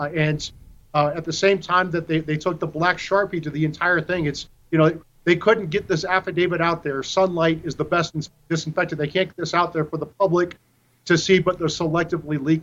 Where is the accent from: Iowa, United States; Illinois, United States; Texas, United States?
Iowa, United States; based out of Iowa, my home state